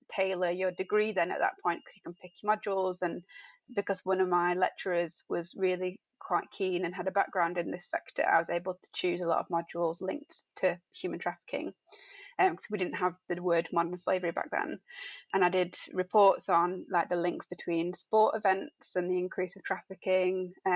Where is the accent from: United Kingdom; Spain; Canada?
United Kingdom; Dewsbury, Yorkshire and the Humber; moved away as an adult; also born or lived in Sheffield; now in Birmingham, United Kingdom; I was born in Dewsbury, went to university at Sheffield Hallam